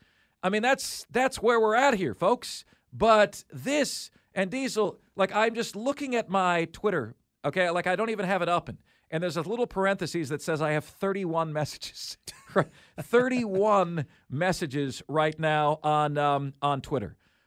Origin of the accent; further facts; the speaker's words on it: Indiana, United States; Well, I'm visiting South Carolina, and I'm from Indiana.